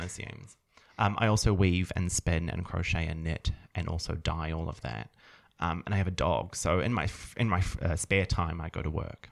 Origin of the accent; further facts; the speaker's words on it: New Zealand; moved away as an adult; I am from New Zealand, as you previously mentioned, and I was tricked into moving to this country five years ago by my partner